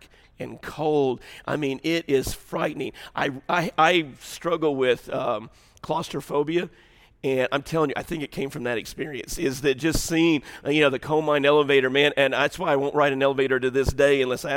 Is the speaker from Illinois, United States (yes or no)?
yes; Southern Illinois, United States; moved away; I grew up in Southern Illinois